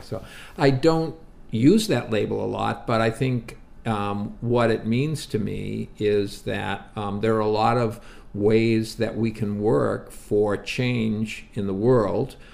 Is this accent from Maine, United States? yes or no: no; Brockton, Massachusetts, United States; my hometown, Brockton, Massachusetts